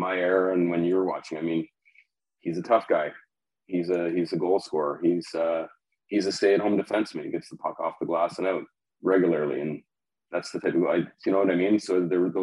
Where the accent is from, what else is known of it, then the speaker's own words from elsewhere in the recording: Oshawa, Ontario, Canada; also born or lived in Whitby; my hometown of Oshawa